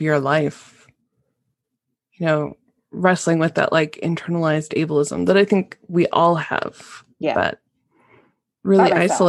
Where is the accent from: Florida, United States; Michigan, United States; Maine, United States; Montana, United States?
Montana, United States; I grew up in Montana, so like long distance wasn't always set by the area code.